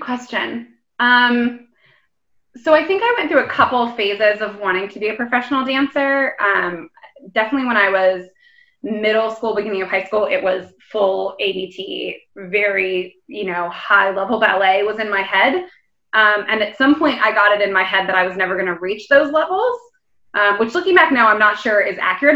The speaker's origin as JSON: {"language": "English", "region": "Florida", "country": "United States", "tie": "born or raised there", "also_born_or_lived": "New York / Denver", "moved": "as an adult", "lives_now": "London, United Kingdom", "said": "I grew up in Florida and I moved to New York for college"}